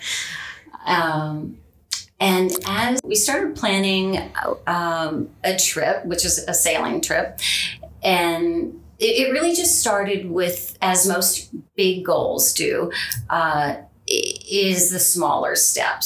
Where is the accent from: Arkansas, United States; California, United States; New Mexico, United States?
California, United States; Southern; moved away as an adult; also born or lived in Long Beach / Newport Beach / San Pedro / New York; now in Vancouver, Canada; born and raised in Southern California. So I spent my childhood in Long Beach and Newport Beach and uh, San Pedro, all those areas.